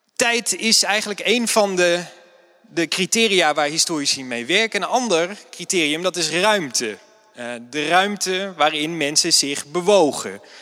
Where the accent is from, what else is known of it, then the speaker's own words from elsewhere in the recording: Nijmegen, Gelderland, Netherlands; ik ben historicus uit Nijmegen